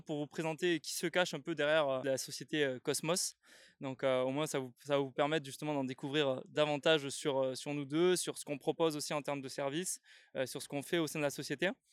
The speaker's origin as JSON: {"language": "French", "region": "south of France", "country": "France", "said": "je viens du sud de la France."}